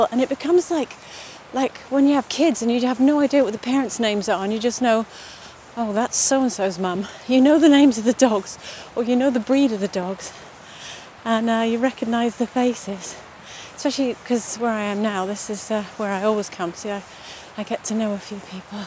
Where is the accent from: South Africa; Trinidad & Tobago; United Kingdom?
Trinidad & Tobago; moved away; I actually grew up in the Caribbean. I grew up in Trinidad and Tobago in the Caribbean.